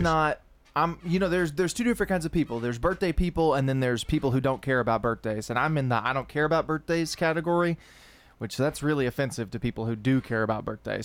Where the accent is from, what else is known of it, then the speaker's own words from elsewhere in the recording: Lascassas, Tennessee, United States; I was raised in Leanna, so it's not like I was raised in you know in the city side of Murfreesboro